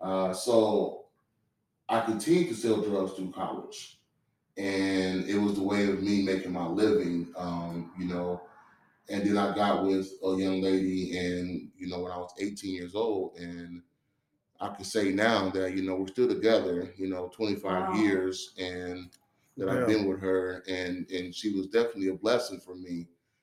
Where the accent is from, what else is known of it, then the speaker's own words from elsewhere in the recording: Chicago, Illinois, United States; also born or lived in Waterloo, United States; I'm from Chicago. I grew up between Chicago and a small town in Waterloo, Iowa.